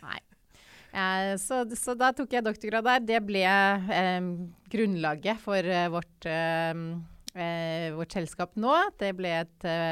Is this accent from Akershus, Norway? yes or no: no; Oslo, Norway; also born or lived in Tromsø; Jeg er født og oppvokst i Oslo.